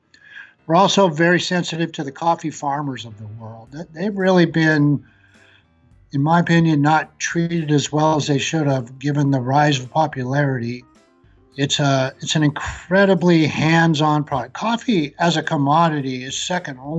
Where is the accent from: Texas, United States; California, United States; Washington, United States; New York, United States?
Washington, United States; Spokane and Seattle area; also born or lived in Montana; I actually grew up in the Spokane and Seattle area